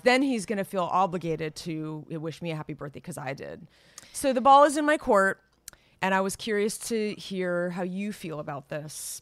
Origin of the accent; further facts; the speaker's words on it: Los Gatos, California, United States; moved away; my hometown, Las Gatas